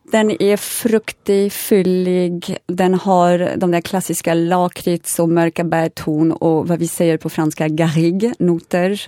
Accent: Paris, Île-de-France, France; Swedish is a second language; now in Sweden; jag är född och uppväxt i Paris för det mesta

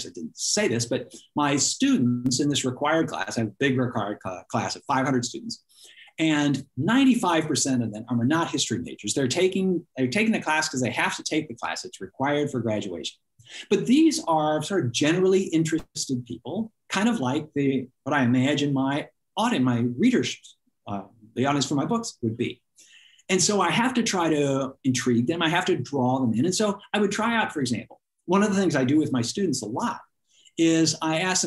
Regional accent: Portland, Oregon, United States; I grew up in Portland, Oregon

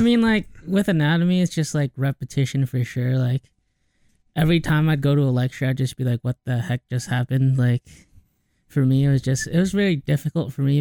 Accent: Cedar Rapids, Iowa, United States; I'm born from a small city in Iowa called Cedar Rapids.

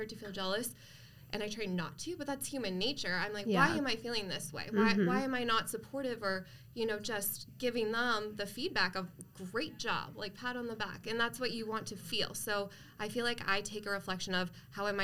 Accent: East Coast, United States; moved away as an adult; now in Arizona, United States; I am originally from the East Coast, so I've been in Arizona about 7 years now

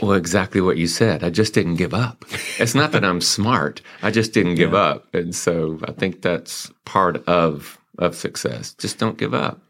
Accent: Greenville, South Carolina, United States; accent: twang; also born or lived in Joliet, Illinois; now in Mansfield, United States; I got my accent from down south in Greenville, South Carolina

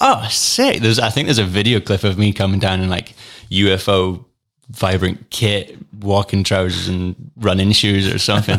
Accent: Fife, Scotland, United Kingdom; moved away as an adult; also born or lived in Cupar; now in Peebles, United Kingdom; Fife born and raised

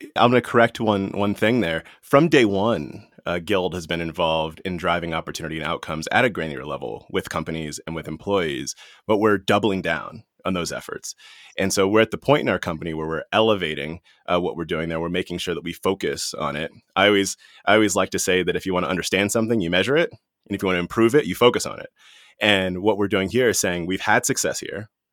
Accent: Washington, District of Columbia, United States; I was born in Washington, D C, and that was during a time when Washington, D C was the murder capital of the world

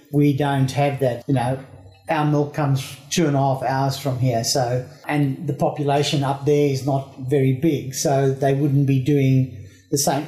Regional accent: South Africa; I grew up in South Africa

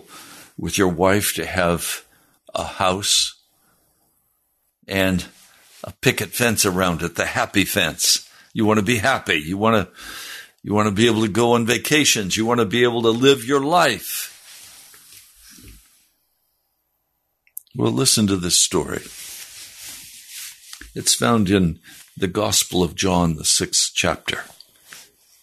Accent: United States; as Americans

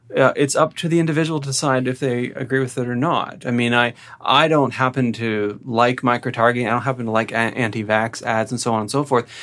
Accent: Peterborough, Ontario, Canada; I grew up in Peterborough

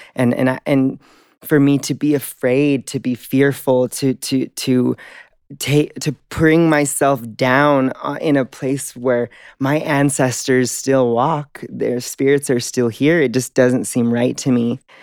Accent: Denver, Colorado, United States; I grew up in Denver, Colorado.

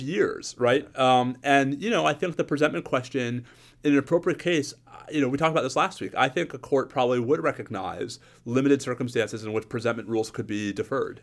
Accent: New York, United States; As a New Yorker growing up in the nineteen eighties

